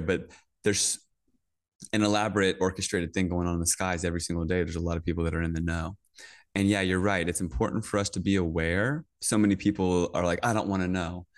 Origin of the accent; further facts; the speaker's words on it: Northern Virginia, United States; I grew up in Virginia, in Northern Virginia, um, right outside D C